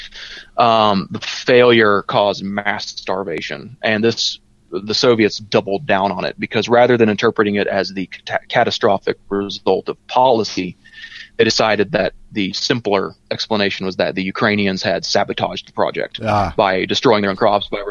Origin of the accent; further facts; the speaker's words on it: Georgia, United States; my home state.